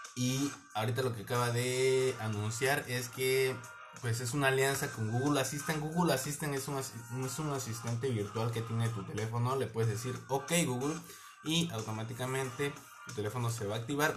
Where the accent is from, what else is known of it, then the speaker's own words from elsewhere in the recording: Mexico; somos mexicanos